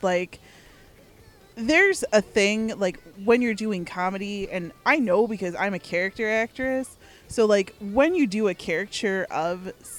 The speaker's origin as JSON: {"language": "English", "town": "Chicago", "region": "Illinois", "country": "United States", "said": "I find Southern accents authentically extremely hard to pull off because I'm from Chicago."}